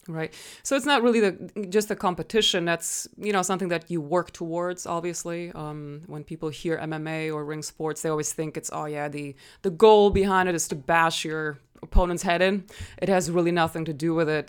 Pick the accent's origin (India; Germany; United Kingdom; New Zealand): Germany; English is a second language; moved away as an adult; now in United States; so I'm originally from Germany. That's why I sometimes sound a little funny.